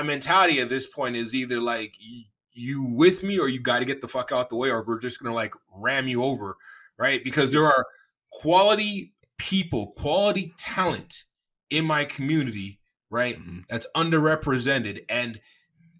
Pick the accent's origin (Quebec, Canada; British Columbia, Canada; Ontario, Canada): Ontario, Canada; Toronto; I'm from Toronto